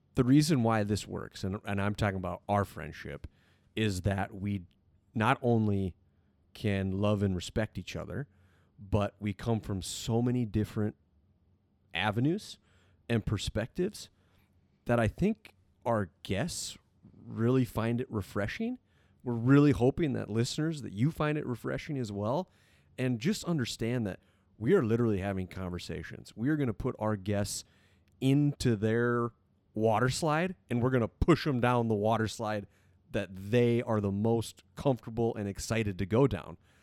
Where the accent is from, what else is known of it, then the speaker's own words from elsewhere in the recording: South Dakota, United States; born and raised in South Dakota